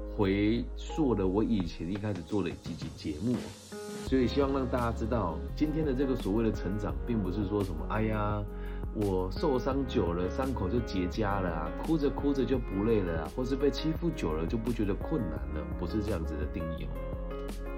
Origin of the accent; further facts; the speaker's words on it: Puyan, Changhua County, Taiwan; moved away; 我们的故乡在彰化浦原的一个非常乡村的地方